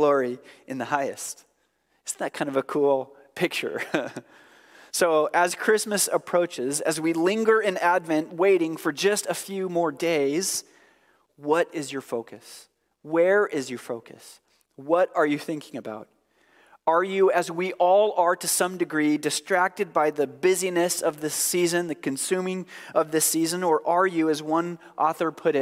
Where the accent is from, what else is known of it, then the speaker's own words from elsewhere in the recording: Oregon, United States; I'm from Oregon